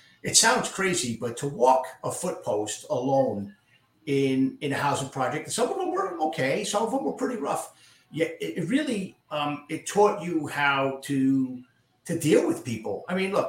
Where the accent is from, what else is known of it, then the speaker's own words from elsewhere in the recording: Yonkers, New York, United States; also born or lived in Bronx, New York; I was born in the Bronx. Grew up partially there and then partially in a part of Yonkers called Getty Square